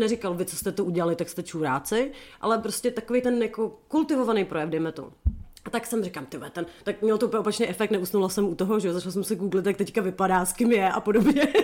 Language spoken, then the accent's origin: Czech; Chomutov, Ústí nad Labem Region, Czechia; u nás v Chomutově